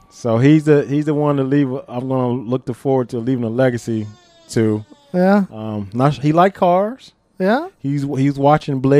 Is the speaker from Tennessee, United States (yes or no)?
no; Hopewell, Virginia, United States; I grew up in Hopewell, Virginia. That's about 25 miles south of Richmond, Virginia.